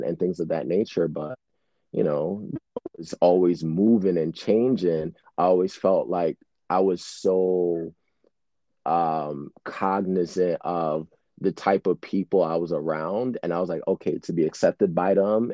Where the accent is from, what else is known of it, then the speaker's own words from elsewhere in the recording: New York City, New York, United States; growing up in Brooklyn